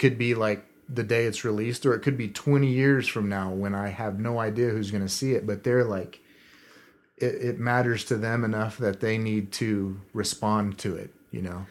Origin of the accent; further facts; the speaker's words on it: southern Kansas, United States; I grew up in Kansas, at the really su-, southern part of it, right next to the Oklahoma border.